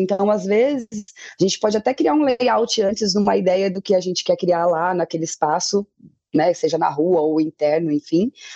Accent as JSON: {"language": "Portuguese", "town": "Tupã", "region": "São Paulo", "country": "Brazil", "tie": "born or raised there", "moved": "yes", "lives_now": "São Paulo, Brazil", "said": "eu sou natural de Tupã e aí quando mudei para São Paulo"}